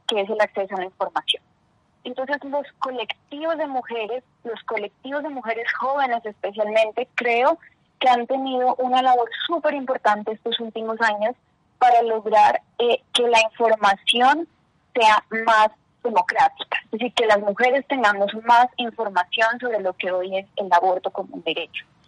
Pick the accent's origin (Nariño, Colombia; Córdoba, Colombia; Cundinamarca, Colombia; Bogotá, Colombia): Nariño, Colombia; Ipiales; now in Bogotá, Colombia; soy de Ipiales, Nariño. Eh, ahora actualmente en Bogotá